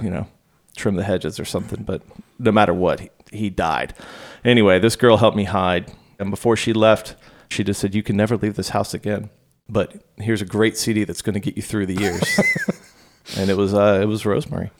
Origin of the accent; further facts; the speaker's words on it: Virginia Beach, Virginia, United States; I grew up in Virginia Beach